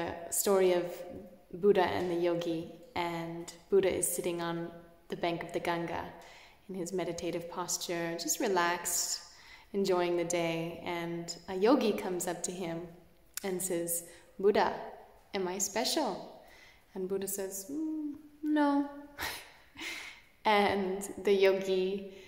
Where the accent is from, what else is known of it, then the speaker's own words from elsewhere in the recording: Canada; I'm Canadian